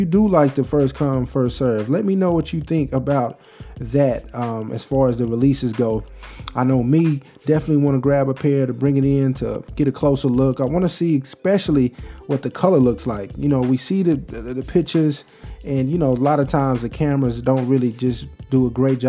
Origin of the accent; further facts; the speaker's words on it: Texas, United States; I'm from Texas